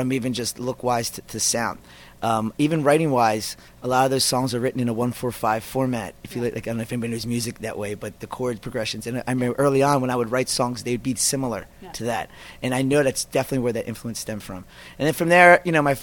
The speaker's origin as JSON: {"language": "English", "area": "outside of Philadelphia", "region": "Pennsylvania", "country": "United States", "tie": "born or raised there", "also_born_or_lived": "Queens, New York", "said": "I was raised outside of Philly"}